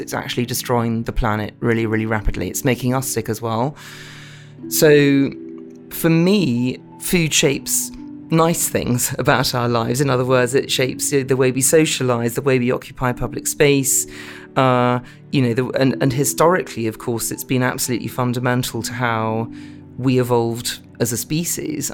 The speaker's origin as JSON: {"language": "English", "region": "London", "country": "United Kingdom", "tie": "born or raised there", "said": "I'm a Londoner, I was brought up in, in central London"}